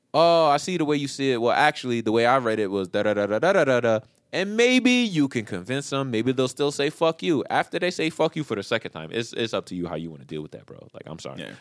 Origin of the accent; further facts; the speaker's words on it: New York, United States; moved away; I'm just from New York